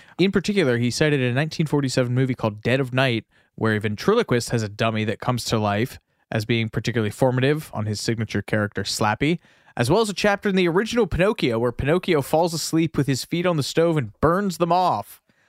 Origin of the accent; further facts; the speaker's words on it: Columbus, Ohio, United States; I grew up in Columbus, Ohio, and one day my mom dropped me off at the library.